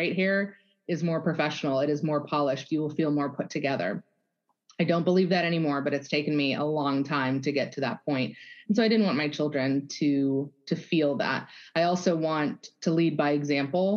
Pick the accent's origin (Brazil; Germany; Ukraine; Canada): Germany; moved away; So was born and raised in Germany.